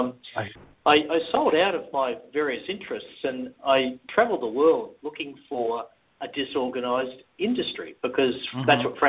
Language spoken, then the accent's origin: English; Texas, United States; accent: North Texas; What is my North Texas accent a dead giveaway?